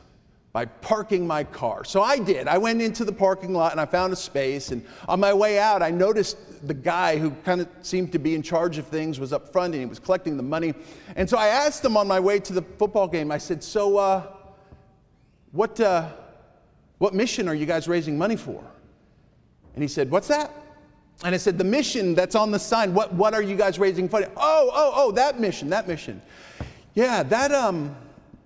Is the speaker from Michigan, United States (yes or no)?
no; Connecticut, United States; moved away; I was back in my home state of Connecticut